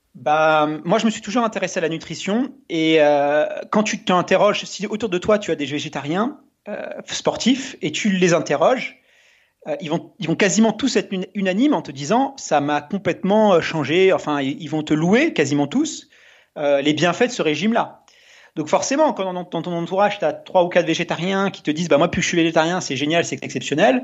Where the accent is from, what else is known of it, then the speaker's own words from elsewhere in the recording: Melun, Île-de-France, France; j'ai grandi en, banlieue parisienne, dans un dans une ville euh, ouvrière euh, qui s'appelle euh, Melun, enfin à côté de Melun